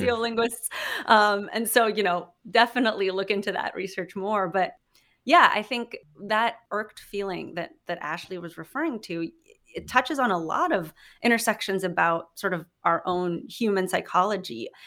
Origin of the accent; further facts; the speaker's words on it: Philippines; moved away as an adult; now in United States; I grew up in the Philippines, have been speaking English basically my whole life.